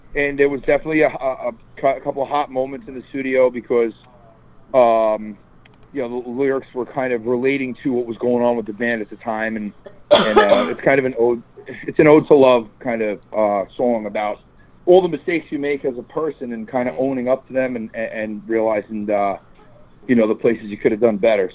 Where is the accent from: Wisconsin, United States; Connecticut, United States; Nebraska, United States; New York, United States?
New York, United States; New York suburbs, United States; I'm from the New York suburbs